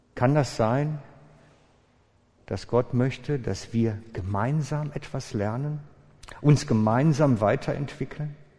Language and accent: German; Switzerland; als Schweizer Menschen